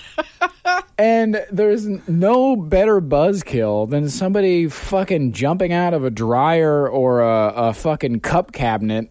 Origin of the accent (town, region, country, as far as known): Marion, Ohio, United States; born or raised there